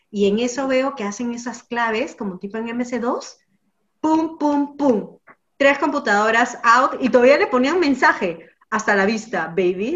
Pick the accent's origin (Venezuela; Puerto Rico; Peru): Peru